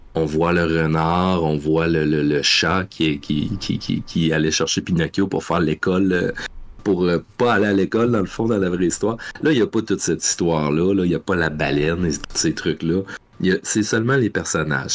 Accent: Rimouski, Quebec, Canada; Rimouski, mon patelin. Ça fait que j'ai puis le Bic, mon village

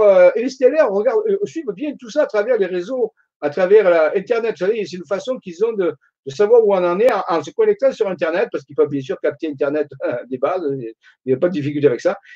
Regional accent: Marseille, Provence-Alpes-Côte d'Azur, France; accent: Marseille; je suis de Marseille

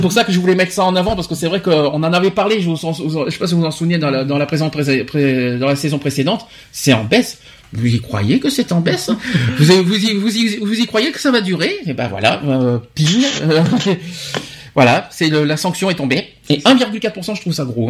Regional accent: France; chez nous en France

